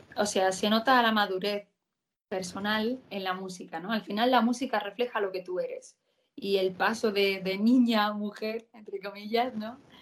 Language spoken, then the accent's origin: Spanish; Spain; por España, porque al final es mi tierra y yo soy muy española